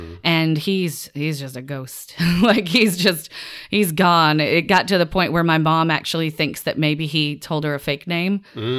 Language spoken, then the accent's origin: English; the South, United States; I grew up in the South and very religious, like background, like Southern Baptist.